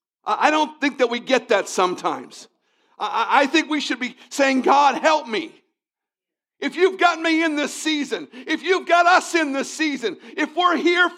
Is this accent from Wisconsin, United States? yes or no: no; Virginia, United States; I came from Northern Virginia, and in Northern Virginia, spring starts one Monday and it ends the next